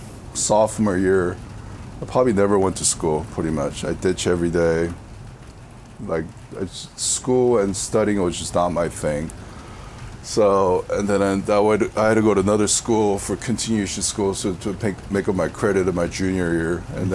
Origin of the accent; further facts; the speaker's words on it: California, United States; back in the 90s, growing up in Southern California, there was a lot of stuff that was happening.